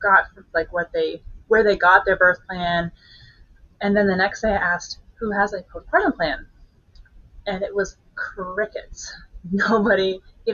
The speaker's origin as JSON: {"language": "English", "country": "Canada", "moved": "as an adult", "lives_now": "Kansas City, United States", "said": "I'm not from here. I'm Canadian, and I moved here when I was 10 weeks pregnant"}